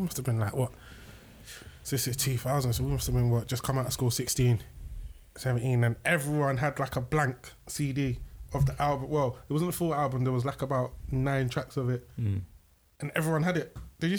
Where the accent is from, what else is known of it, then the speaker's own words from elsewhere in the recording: London, United Kingdom; I'm from South